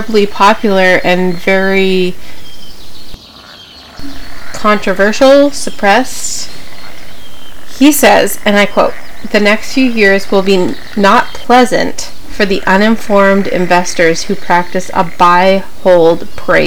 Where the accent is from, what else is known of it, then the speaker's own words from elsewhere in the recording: Canada; we're Canadian. So I'm just coming at you from Canada